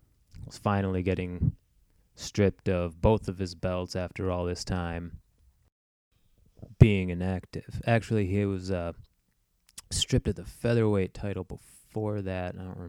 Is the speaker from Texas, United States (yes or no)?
no; Grand Rapids, Michigan, United States; moved away; I'm from Grand Rapids